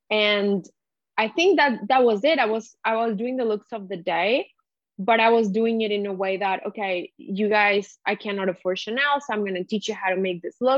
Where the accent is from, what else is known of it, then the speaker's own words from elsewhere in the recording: Mexico; moved away; also born or lived in Montreal / Amsterdam; I grew up in Mexico